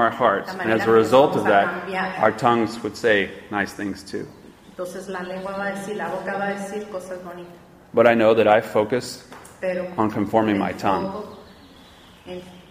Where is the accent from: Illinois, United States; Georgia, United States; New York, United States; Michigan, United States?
Georgia, United States; I'm from Georgia.